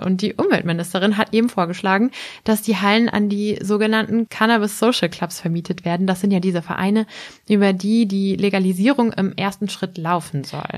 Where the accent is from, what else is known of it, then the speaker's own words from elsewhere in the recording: Germany; ich komme aus der Nähe von Bremen, da wird Becks ja gebraut